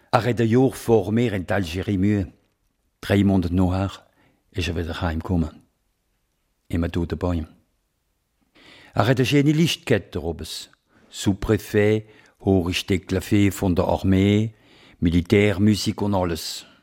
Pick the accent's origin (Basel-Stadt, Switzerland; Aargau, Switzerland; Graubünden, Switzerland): Basel-Stadt, Switzerland; Basel; accent: Alemannic; wenn man Alemannisch reden, dann ihr versteht mich als Basler